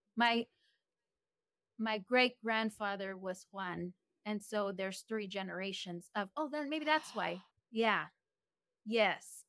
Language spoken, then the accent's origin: English; Del Rio, Texas, United States; I'm from Del Rio, Texas.